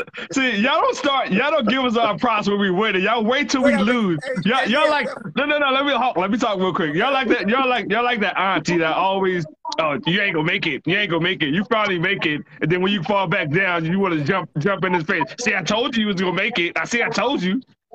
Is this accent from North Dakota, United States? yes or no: no; Baltimore, Maryland, United States; Yeah, I'm from Baltimore.